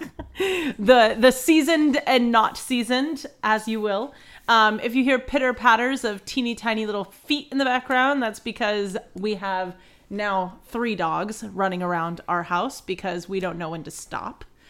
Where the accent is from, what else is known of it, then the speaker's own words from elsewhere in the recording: Pacific Northwest, United States; we're from the Pacific Northwest